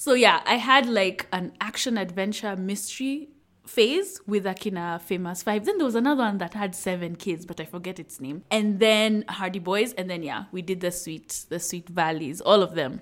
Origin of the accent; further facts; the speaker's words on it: Nairobi, Kenya; I'm from Nairobi, Kenya. So I grew up in a neighborhood in Upper Hill